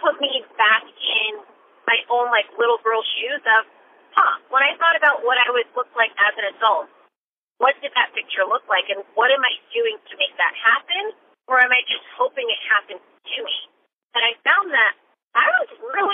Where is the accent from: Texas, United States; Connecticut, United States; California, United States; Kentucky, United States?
Connecticut, United States; I grew up in Connecticut